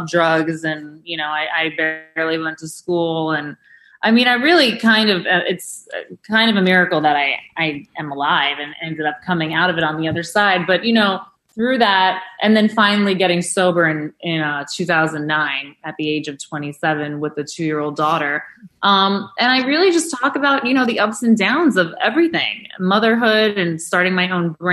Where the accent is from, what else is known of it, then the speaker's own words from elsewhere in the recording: New York City, New York, United States; my years growing up in New York City and growing up in Chelsea